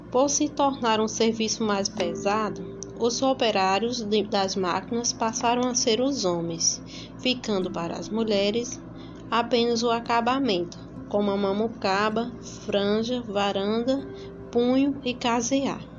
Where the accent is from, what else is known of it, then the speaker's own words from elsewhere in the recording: São Bento, Paraíba, Brazil; sou da São Bento, da Paraíba